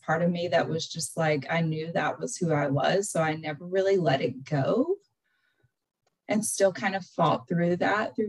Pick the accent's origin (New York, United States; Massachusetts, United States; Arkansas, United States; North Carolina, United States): North Carolina, United States; Western; I grew up in Western North Carolina, which is my accent.